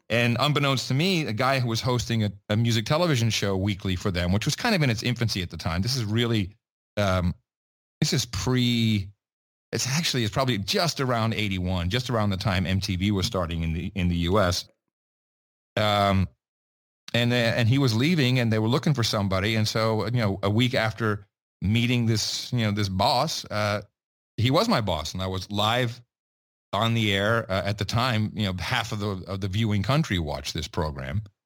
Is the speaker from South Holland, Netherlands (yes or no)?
no; Amsterdam, North Holland, Netherlands; also born or lived in West Virginia; I grew up in Amsterdam